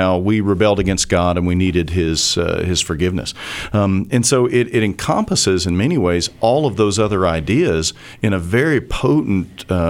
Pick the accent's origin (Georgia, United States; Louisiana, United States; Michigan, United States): Georgia, United States; I am from Georgia, so you're speaking my language.